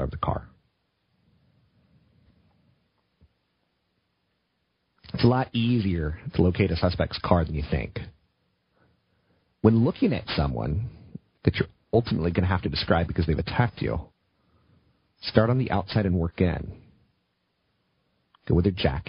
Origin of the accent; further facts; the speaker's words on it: East Coast, United States; now in West Coast, United States; I come from the East Coast